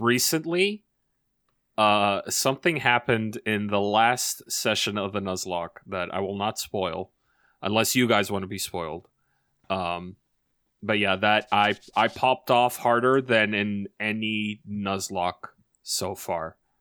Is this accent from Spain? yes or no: no; Canada; I'm Canadian